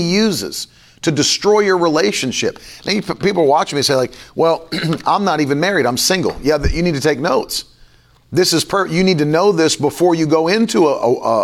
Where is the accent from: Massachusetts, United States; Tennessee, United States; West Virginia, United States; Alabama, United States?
West Virginia, United States; I grew up in West Virginia.